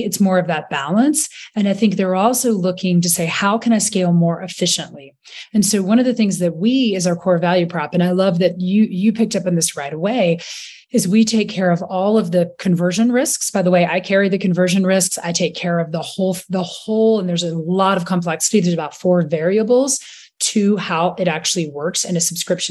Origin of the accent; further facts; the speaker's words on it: Rock Hill, South Carolina, United States; moved away; also born or lived in London; I'm from Rock Hill, South Carolina